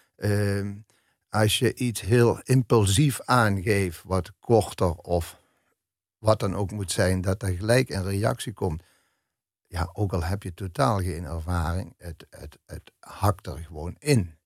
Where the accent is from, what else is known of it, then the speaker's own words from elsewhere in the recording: Melick, Limburg, Netherlands; moved away as an adult; also born or lived in Amsterdam; met de fanfaren van Melik dan, waar ik opgegroeid ben